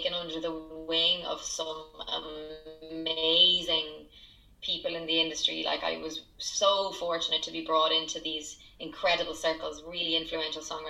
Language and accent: English; County Kildare, Ireland; also born or lived in Nashville, United States / London, United Kingdom; growing up in Ireland, I grew up in a tiny town where everybody knows your business